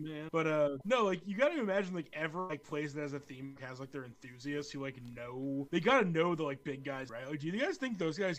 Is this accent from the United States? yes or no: yes; Mason, Ohio, United States; I grew up in Mason, Ohio.